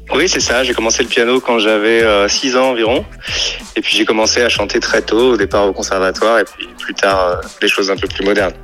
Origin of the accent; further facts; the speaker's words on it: Paris, Île-de-France, France; je suis parisien